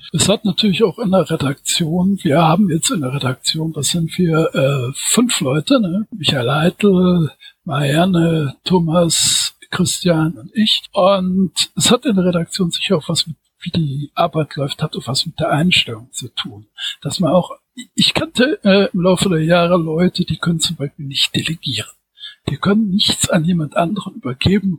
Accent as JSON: {"language": "German", "town": "Düsseldorf", "region": "North Rhine-Westphalia", "country": "Germany", "tie": "born or raised there", "lives_now": "Wuppertal, Germany", "said": "bin 1962 geboren in Düsseldorf, wohne seit 2004 in Wuppertal"}